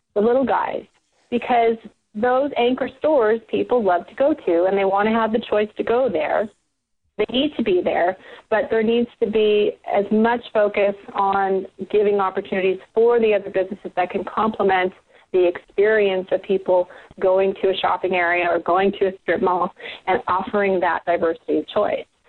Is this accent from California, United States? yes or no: yes; South Bay, Southern California, United States; I am a Southern California native, and, and I was born and raised here in the South Bay